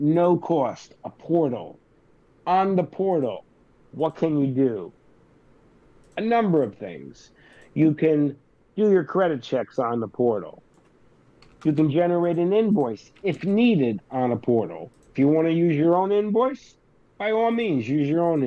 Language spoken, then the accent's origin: English; New Jersey, United States; I'm from Jersey